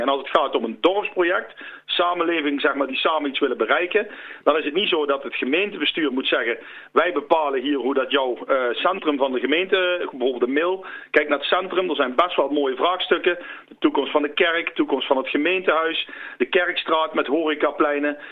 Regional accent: Land van Cuijk, North Brabant, Netherlands; wij zijn als Land van Kuik

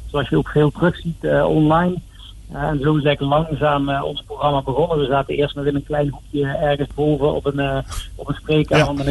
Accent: Limburg, Netherlands; trotse Limburgers willen we natuurlijk Max dat eh, volgen en steunen.

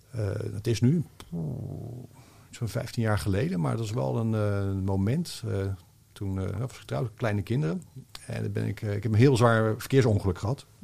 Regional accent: Rotterdam, South Holland, Netherlands; ik ben op Zuid opgegroeid.

